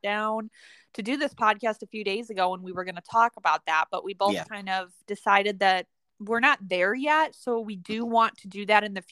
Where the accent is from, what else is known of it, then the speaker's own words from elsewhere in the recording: Midwest, United States; moved away; I grew up in the Midwest